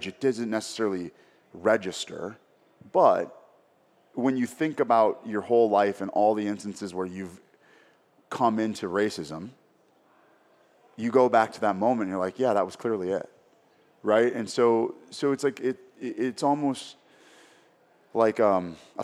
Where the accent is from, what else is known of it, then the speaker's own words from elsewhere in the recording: Minneapolis, Minnesota, United States; growing up in Minneapolis